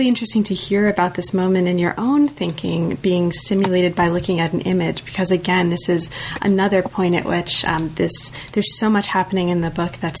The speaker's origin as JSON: {"language": "English", "country": "United States", "said": "I'm very American"}